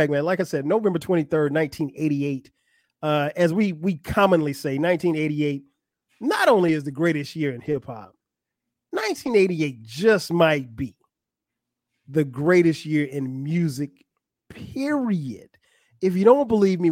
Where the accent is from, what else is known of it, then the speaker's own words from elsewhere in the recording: South Carolina, United States; I grew up in South Carolina.